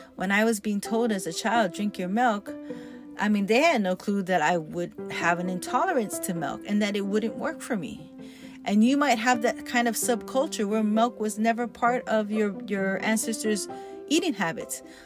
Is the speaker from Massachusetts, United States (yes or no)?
no; Hawaii, United States; I'm Hawaiian, growing up in Hawaii